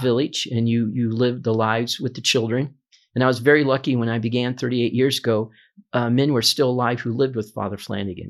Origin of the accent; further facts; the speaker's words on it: Omaha, Nebraska, United States; I've been a native of Omaha my entire life. I grew up here.